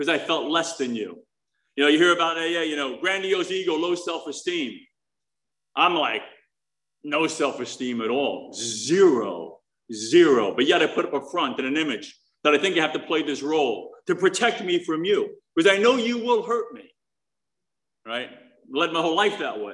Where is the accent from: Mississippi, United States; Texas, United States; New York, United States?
New York, United States; New York City; moved away as an adult; also born or lived in New Jersey / Savannah, Georgia / Chicago; I grew up in New York City